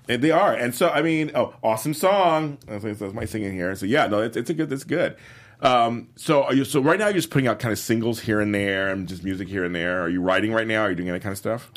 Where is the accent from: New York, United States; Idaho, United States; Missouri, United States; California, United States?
California, United States; Los Angeles; I grew up in South Central